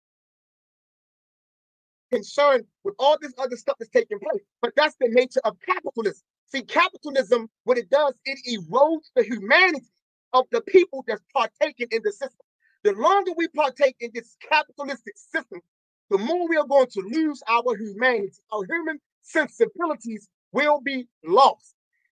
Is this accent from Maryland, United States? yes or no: yes; Baltimore, Maryland, United States; In the lower part of Park Heights, I'm talking about from Cold Spring all the way down to Park Circle, Reisterstown Road to Green Spring Avenue. That's a huge area. Yeah. There is not a single school. Dr. Martin Luther King, the school I went to, is closed down